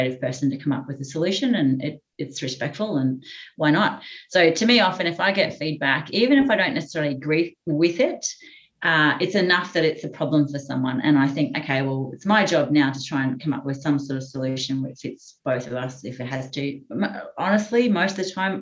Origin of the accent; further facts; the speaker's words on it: central Queensland, Australia; moved away; I grew up in central Queensland, so I'm not from the Northern Beaches.